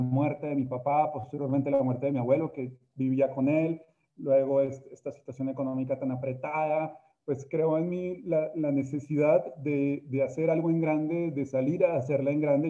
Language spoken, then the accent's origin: Spanish; Colombia; moved away as an adult; now in Mexico; yo soy colombiano, tengo también el, honor de haber nacido, pues nací en una tierra hermosa como Colombia